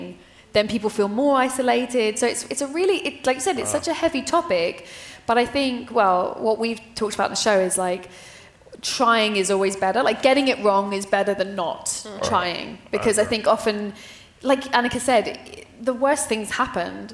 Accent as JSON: {"language": "English", "country": "United Kingdom", "said": "as a British person"}